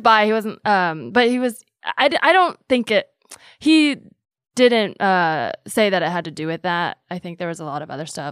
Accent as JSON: {"language": "English", "town": "Palo Alto", "region": "California", "country": "United States", "tie": "born or raised there", "said": "I grew up mm-hmm. in the Bay"}